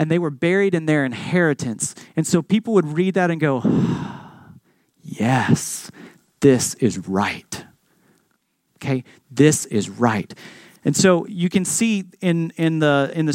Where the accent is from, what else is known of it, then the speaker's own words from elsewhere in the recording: Texas, United States; I'm from Texas